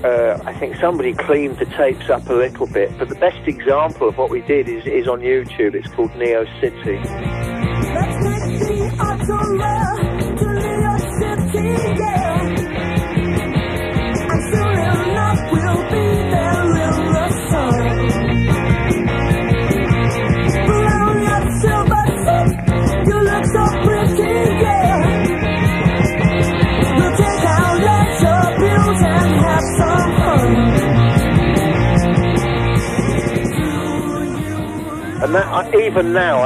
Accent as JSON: {"language": "English", "town": "Colchester", "region": "East of England", "country": "United Kingdom", "said": "we're from Colchester, and we were a really tight little glam rock band"}